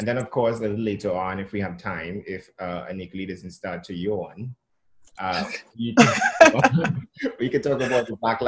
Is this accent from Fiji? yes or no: no; Chaguanas, Trinidad & Tobago; now in Brooklyn, United States; I am currently in Brooklyn, New York. I am from Chaguanas, Trinidad, the mainland.